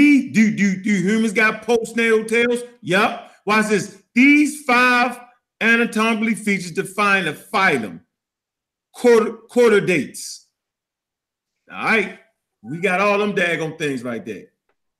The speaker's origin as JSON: {"language": "English", "town": "Baltimore", "region": "Maryland", "country": "United States", "said": "Dogs or dugs, like we say in Baltimore, Maryland. Yeah, I'm from Park Heights."}